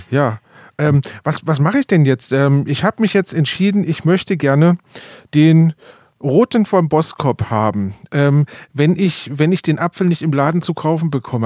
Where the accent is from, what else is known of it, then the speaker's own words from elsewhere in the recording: Rhön, Germany; bei uns in der Rhön einfach mal die klimatischen Bedingungen doch sehr schlecht sind